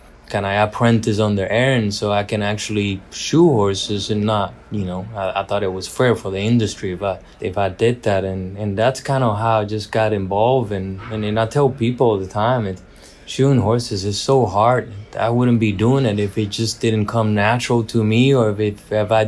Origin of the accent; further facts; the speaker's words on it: Puerto Rico; I was born and raised in Puerto Rico with Paso Fino horses.